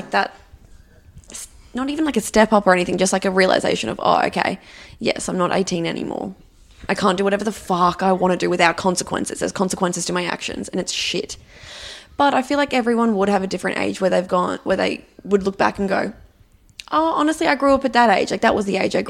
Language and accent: English; Bundaberg, Queensland, Australia; We are a farming town